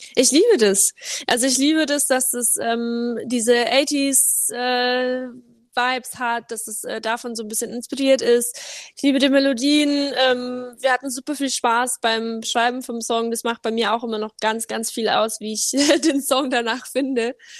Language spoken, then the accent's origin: German; Cham, Bavaria, Germany; accent: Bavarian; habe ich äh, natürlich einen leichten bayerischen Akzent noch. Ich bemühe mich, Hochdeutsch zu sprechen, aber ich komme ja eigentlich aus Bayern